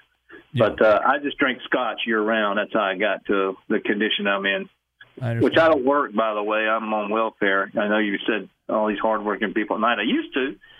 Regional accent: Tennessee, United States; I'm from Tennessee originally, and we're glad they know how to drink.

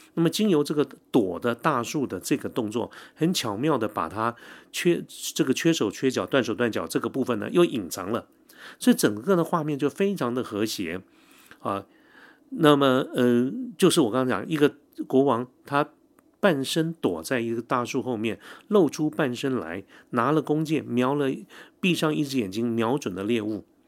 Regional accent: Taiwan; 我们台湾这边

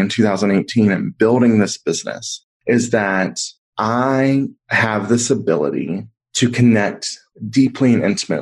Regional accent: the South, United States; a queer kid growing up in the South

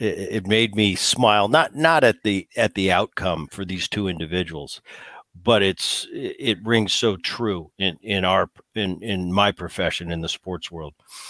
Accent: New Jersey, United States; I grew up in Jersey, so I was a big Philly guy.

